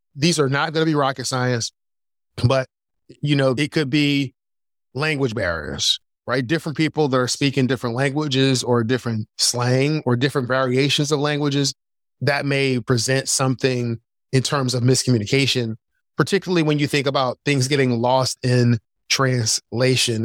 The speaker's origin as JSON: {"language": "English", "town": "Philadelphia", "region": "Pennsylvania", "country": "United States", "tie": "born or raised there", "also_born_or_lived": "North Carolina", "moved": "as an adult", "said": "I grew up in Philadelphia"}